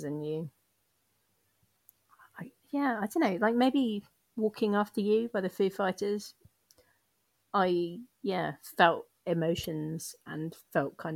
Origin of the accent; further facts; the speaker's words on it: United Kingdom; I'm British